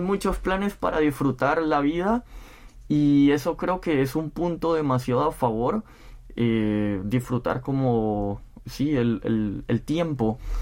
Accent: Spain; moved away as an adult; now in South Korea; soy de España

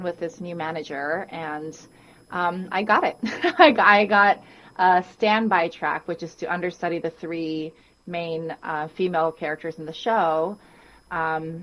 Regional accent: Guam; now in New York City, United States; I was born and raised on Guam

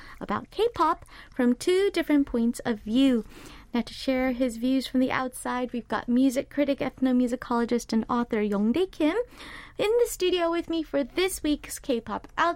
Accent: United States; I'm American

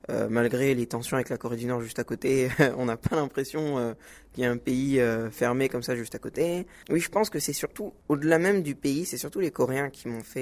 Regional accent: Senegal; Alors, on va commencer par le Sénégal car c'est mon pays d'origine.

